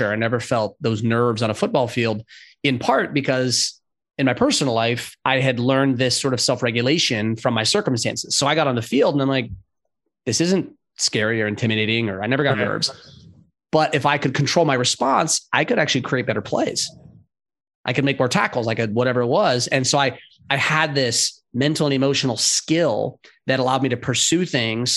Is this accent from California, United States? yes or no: yes; San Diego and LA, Southern California, United States; also born or lived in Los Angeles; now in Charlotte, United States; I grew up in Southern California, San Diego